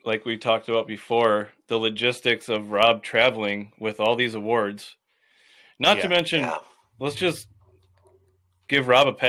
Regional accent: Minnesota, United States; I'm not Minnesotan enough.

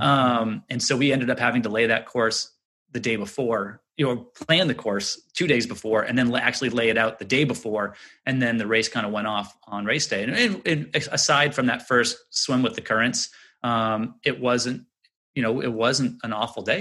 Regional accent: Little Diamond Island, Maine, United States; growing up on Little Diamond Island

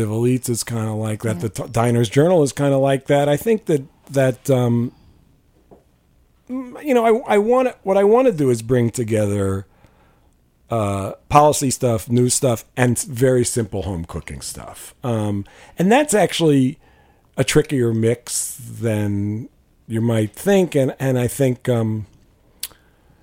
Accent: New York, United States; I grew up in New York

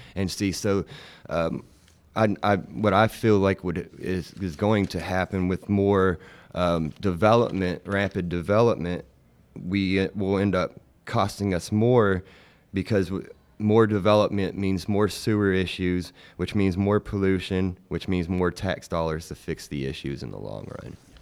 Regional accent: Chattanooga, Tennessee, United States; I grew up in Chattanooga. I wasn't born here, but, uh, as a young infant, I was moved here

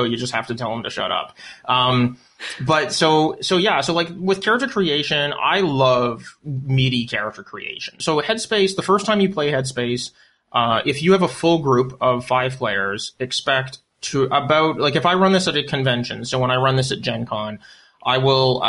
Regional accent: Canada; I'm Canadian.

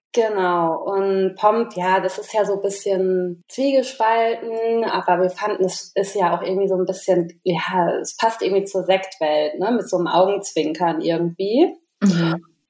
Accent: Maintal, Hesse, Germany; Also wir kommen aus Maintal-Hochstadt. Das ist so ein kleines Örtchen, ja, so 15 Kilometer von Frankfurt am Main

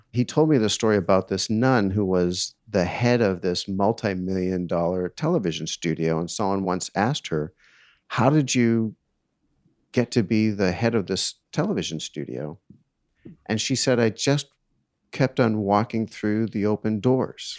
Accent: East Coast, United States; I grew up on the East Coast

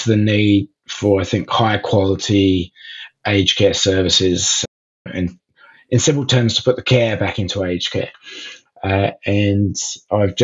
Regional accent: Oxford, South East England, United Kingdom; moved away as an adult; also born or lived in South Africa; now in Melbourne, Australia; I was born in Oxford in England. My father was lecturing at Oxford University

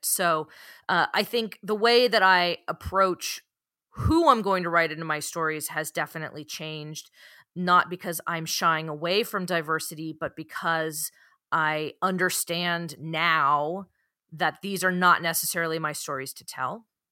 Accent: San Francisco Bay Area, California, United States; born or raised there

